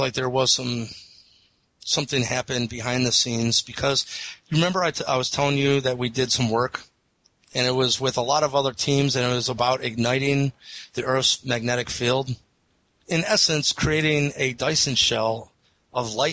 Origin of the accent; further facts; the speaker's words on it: Eastlake, Ohio, United States; the Eastlake Police Department in my hometown